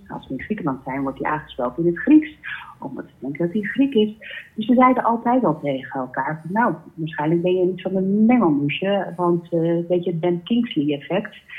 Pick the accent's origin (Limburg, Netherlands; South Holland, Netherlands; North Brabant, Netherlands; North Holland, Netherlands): North Holland, Netherlands; Amsterdam; ik ben zelf een Amsterdammer